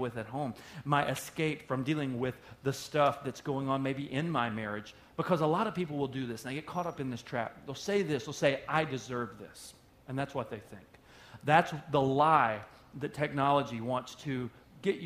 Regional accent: Oklahoma, United States; moved away; I'm from Oklahoma originally. That's where I was born

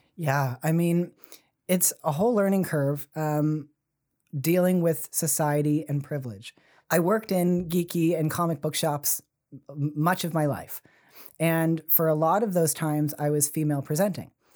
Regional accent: Fall River, Nova Scotia, Canada; also born or lived in Halifax; now in Sackville, Canada; I grew up in Fall River

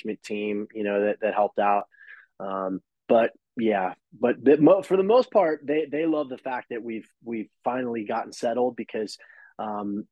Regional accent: South Florida, United States; moved away as an adult; also born or lived in Philadelphia / New York; now in Las Vegas, United States; I grew up in South Florida

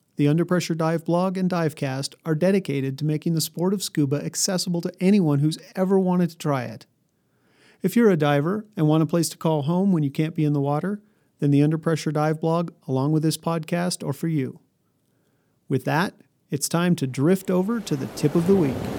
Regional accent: New Mexico, United States; also born or lived in Colorado; I grew up in New Mexico and Colorado, a thousand miles from any ocean.

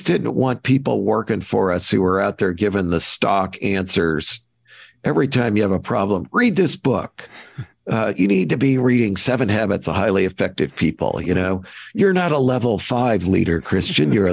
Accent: Kirkwood, Missouri, United States; I grew up in Kirkwood, Missouri, which is a St. Louis bedroom community.

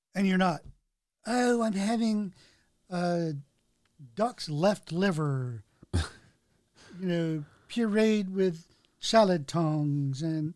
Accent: Florida, United States; moved away; also born or lived in Brandon, Florida; we're both from Florida originally. Okay. That's where I was born

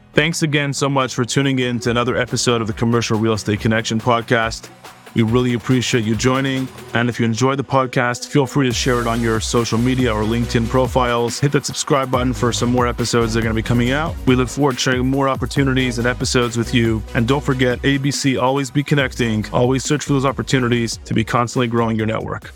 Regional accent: Montreal, Quebec, Canada; growing up in Montreal, Canada, I grew up playing ice hockey pretty much my whole life as a little kid

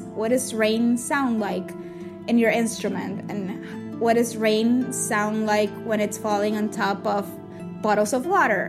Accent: Puerto Rico; when I was growing up in Puerto Rico

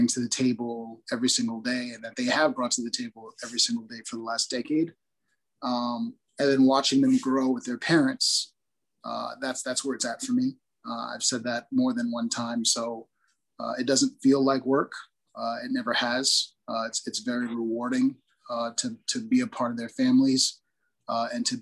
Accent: Newark, New Jersey, United States; moved away as an adult; also born or lived in Virginia; I was born in Newark, spent every school that I ever went to was in Newark before college

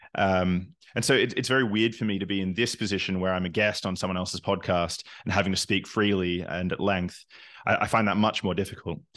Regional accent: Australia; moved away as an adult; also born or lived in Newcastle, Australia / Canada; now in Berlin, Germany; I'm originally from Australia, but I'm not a very good Australian because I've spent half my life outside of the country

